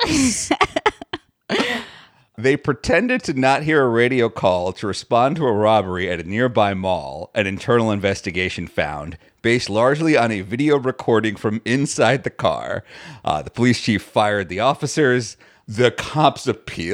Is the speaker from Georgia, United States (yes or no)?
no; New York City, New York, United States; as a New Yorker